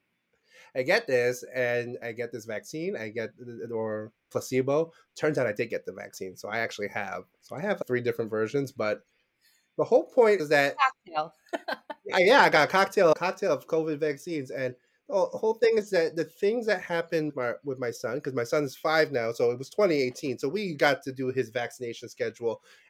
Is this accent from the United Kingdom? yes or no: no; New York City, New York, United States; I was born and raised in Brooklyn